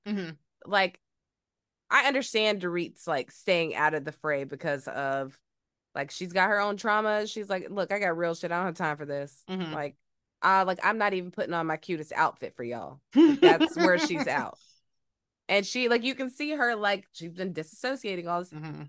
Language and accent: English; the South, United States; I'm from the South and old school, like you don't act out, like you don't.